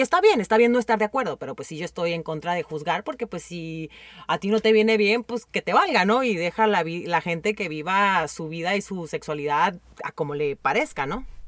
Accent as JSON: {"language": "Spanish", "country": "Mexico", "said": "yo como mexicana"}